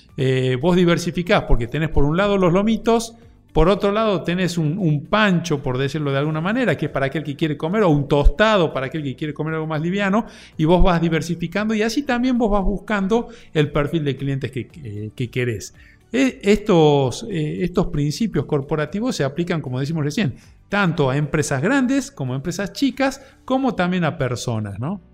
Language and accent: Spanish; Argentina; como argentinos